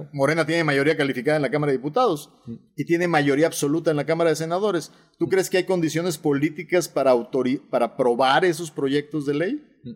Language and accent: Spanish; Nuevo León, Mexico; Nosotros somos regios, orgullosamente regios, orgullosamente neoloneses, pero también somos orgullosamente mexicanos